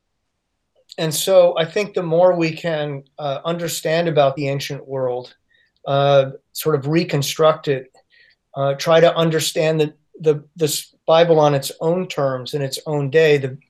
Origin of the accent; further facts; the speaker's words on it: United States; I'd been accustomed to living in and growing up in the United States